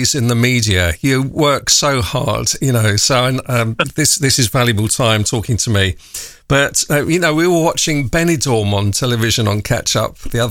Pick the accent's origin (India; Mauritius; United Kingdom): United Kingdom; London; I'm from North London as well